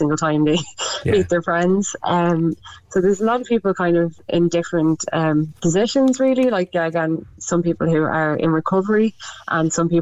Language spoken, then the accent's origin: English; Westmeath, Leinster, Ireland; moved away as an adult; also born or lived in Dublin; now in Meath, Ireland; I'm actually I'm originally from Westmeath. I'm living in Meath. I just moved back from Dublin